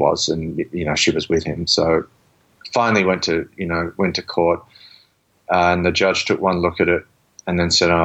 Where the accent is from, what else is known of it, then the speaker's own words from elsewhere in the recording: Australia; I grew up in Australia where I was, you know, people beat me up or, you know, I got into fights all the time, walking home from school almost every day